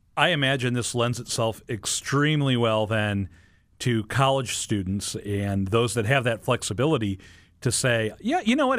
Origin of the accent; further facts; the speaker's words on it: St. Louis, Missouri, United States; here in my hometown of Saint Louis.